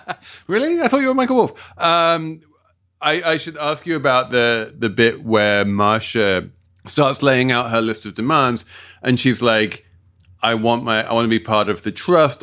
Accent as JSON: {"language": "English", "region": "London", "country": "United Kingdom", "tie": "born or raised there", "said": "my, my hometown of South London"}